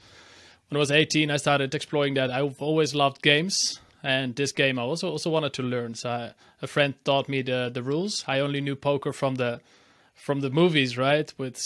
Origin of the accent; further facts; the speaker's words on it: Amsterdam, North Holland, Netherlands; born there; English is a second language; So I'm based in Amsterdam in the Netherlands, and this is also where I was born in the Netherlands.